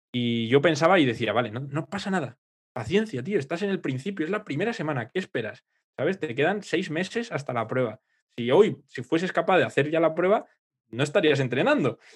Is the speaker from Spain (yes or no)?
yes; Aranda de Duero, Castile and León, Spain; moved away; yo me voy a mi pueblo, ahí Aranda, que tengo el Duero